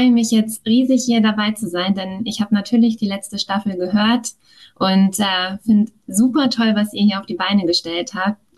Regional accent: Hamburg, Germany; Durch das Moin hat man es ja schon gehört. Ich komme aus Hamburg, mitten aus dem Norden.

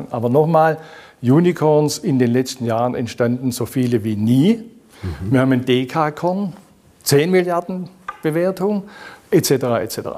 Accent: Baden-Württemberg, Germany; Es gibt nirgends so viele wie in meiner Heimatregion, nirgends so viele wie in Baden-Württemberg.

